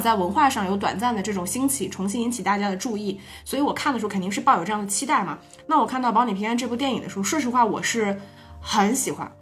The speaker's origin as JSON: {"language": "Chinese", "region": "Northeast China", "country": "China", "accent": "Northeastern Mandarin", "said": "我们说东北话感觉特别有传染性的这种嗯，语调"}